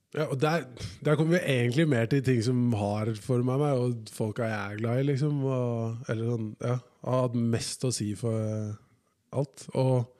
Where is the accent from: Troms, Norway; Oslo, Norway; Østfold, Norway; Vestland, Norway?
Oslo, Norway; At jeg føler meg 100 fra Oslo